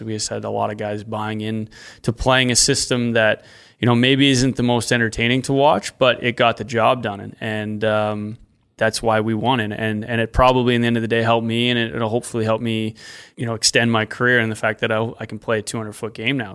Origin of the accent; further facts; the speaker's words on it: Regina, Saskatchewan, Canada; the Pats, my hometown, my home team.